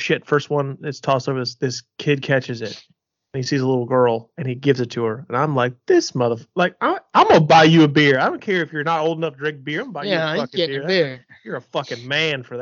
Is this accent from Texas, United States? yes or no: no; Cleveland, Ohio, United States; I'm from Cleveland